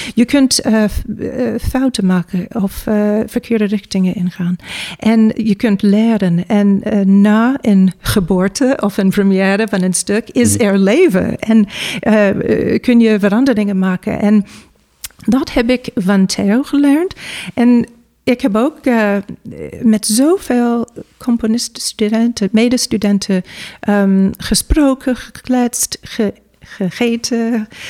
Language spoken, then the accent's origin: Dutch; New York, United States; Dutch is a second language; moved away as an adult; now in Netherlands; ja, ik ben in Amerika geboren. Uh, ik kom uit New York. en ik studeerde ook in Amerika